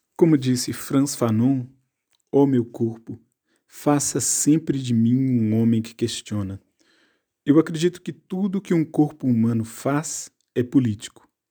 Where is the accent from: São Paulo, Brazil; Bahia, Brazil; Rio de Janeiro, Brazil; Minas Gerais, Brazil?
Minas Gerais, Brazil; Contagem; now in Normandy, France; nasci em Contagem, Minas Gerais, e vivo atualmente na Normandia, França